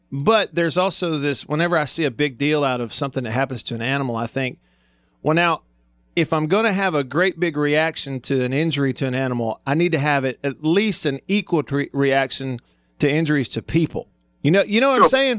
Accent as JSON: {"language": "English", "town": "Tupelo", "region": "Mississippi", "country": "United States", "tie": "born or raised there", "moved": "yes", "said": "Tupelo, for instance, my hometown"}